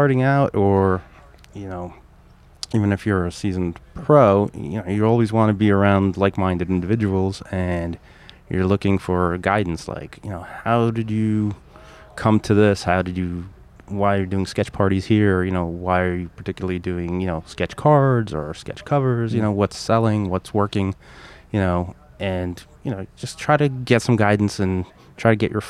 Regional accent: Russia; moved away; I came originally from Russia, back in the 80s, early 80s.

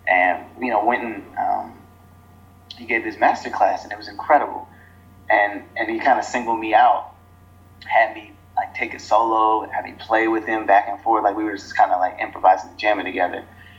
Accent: Boston, Massachusetts, United States; born there; I guess I was born in Boston, so I guess I don't really count that. It was like a few months of my life

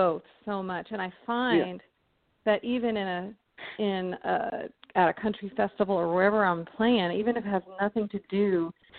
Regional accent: Arizona, United States; I grew up in Arizona

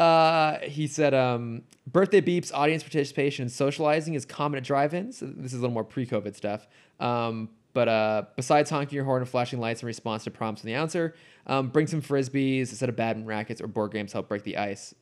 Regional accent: near San Jose, California, United States; I grew up near San Jose

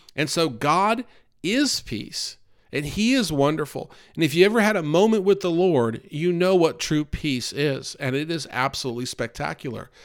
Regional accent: the North, United States; now in North Carolina, United States; I grew up in the North

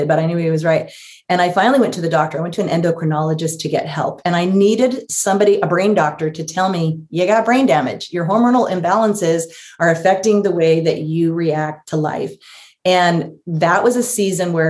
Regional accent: Los Angeles, California, United States; moved away; also born or lived in San Francisco Bay Area; I was born in Los Angeles

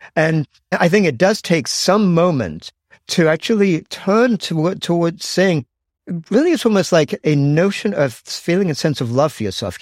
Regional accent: England, United Kingdom; moved away as an adult; now in United States; I grew up in England and actually I, yeah, I did my undergraduate at Cambridge, but then I left England at age 21

